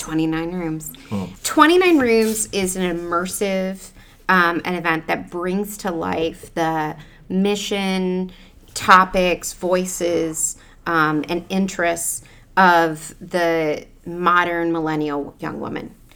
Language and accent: English; Cleveland, Ohio, United States; moved away; also born or lived in New York; growing up in Ohio